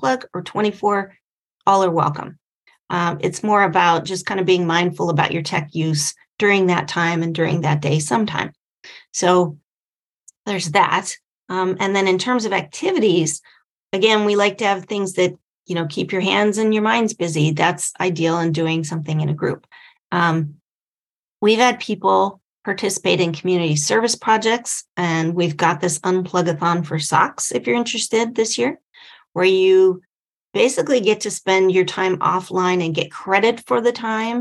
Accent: San Diego, California, United States; my hometown here in San Diego

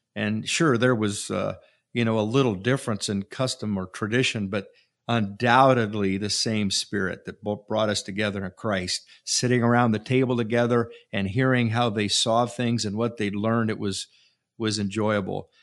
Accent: Francesville, Indiana, United States; growing up in Francisville

